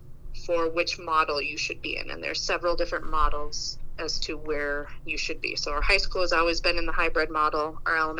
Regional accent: Roseau, Minnesota, United States; moved away as an adult; now in Crookston, United States; I am from Roseau, and I've been teaching now in Crookston for 8 years

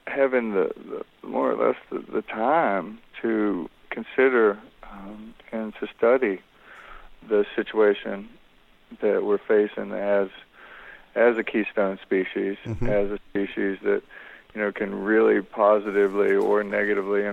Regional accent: North Carolina, United States; moved away; growing up in North Carolina

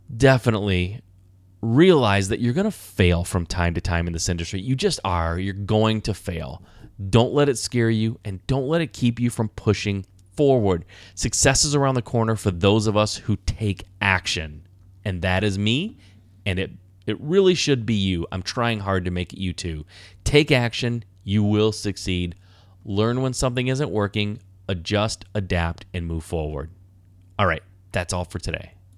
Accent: Michigan, United States; I was born and raised in Michigan

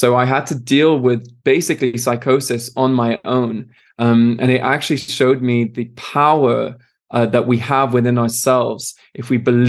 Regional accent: France; also born or lived in Switzerland; I'm Irish, British, and Canadian. I was born in Switzerland and I grew up in France. So I'm a man of the world, they'd like to say.

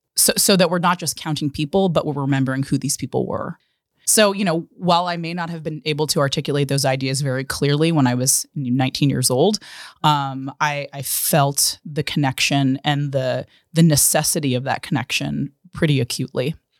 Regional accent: Pittsburgh, Pennsylvania, United States; moved away; I'm from Pittsburgh originally, was born and raised there

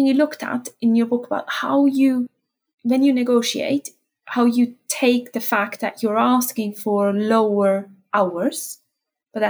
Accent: Switzerland; I'm from Switzerland

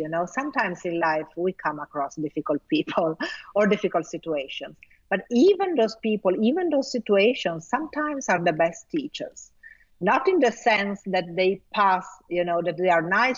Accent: Italy; first language Italian; English is a second language; also born or lived in Milan; I was quite good in Italian. Well, because it's my native language

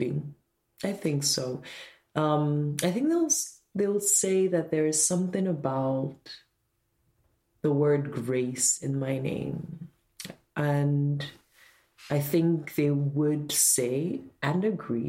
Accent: Nigeria; moved away; I am from Nigeria

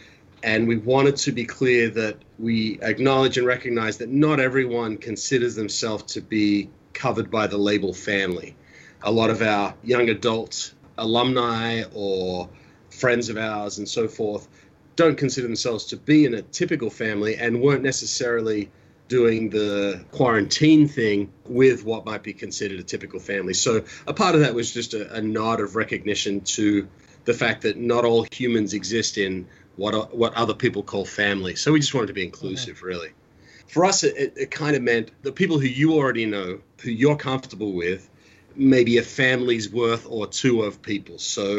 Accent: Australia; I didn't even know that was in my lexicon, but wow, I'm more Australian than I thought.

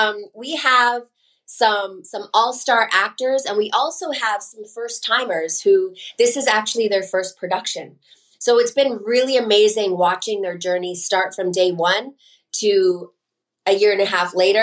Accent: Los Angeles, California, United States; I grew up in Los Angeles

